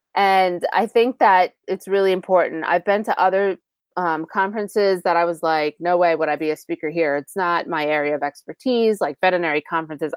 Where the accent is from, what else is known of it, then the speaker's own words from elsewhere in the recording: New York, United States; I'm from New York